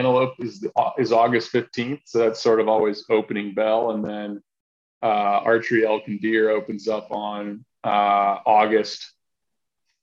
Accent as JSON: {"language": "English", "region": "Maryland", "country": "United States", "tie": "born or raised there", "moved": "yes", "lives_now": "Idaho, United States", "said": "growing up in Maryland"}